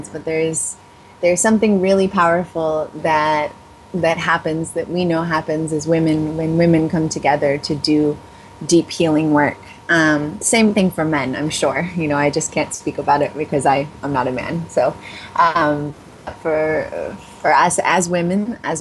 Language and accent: English; Los Angeles, California, United States; growing up in the Los Angeles area